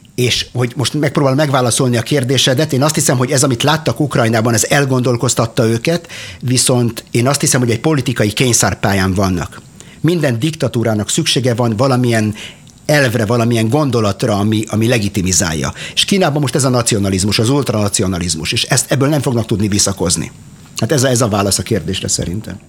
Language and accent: Hungarian; Arad, Arad County, Romania; now in Israel; Én Aradon születtem, a Partiumban, e, és 1987-ben a szüleimmel e, vándoroltunk ki Izraelbe